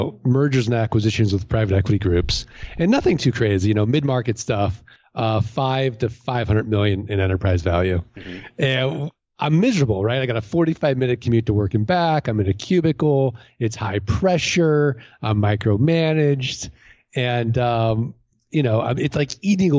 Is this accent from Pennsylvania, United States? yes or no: no; St. Louis, Missouri, United States